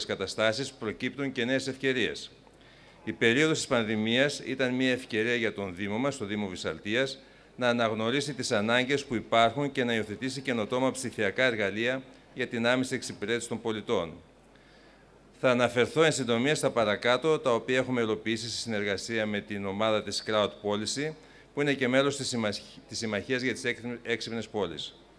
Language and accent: Greek; Greece; ως Έλληνες